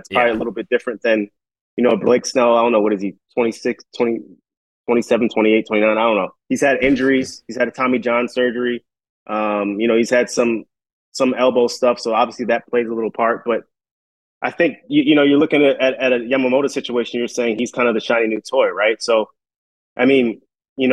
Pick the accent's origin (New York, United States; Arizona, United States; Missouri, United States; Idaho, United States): New York, United States; I grew up in New York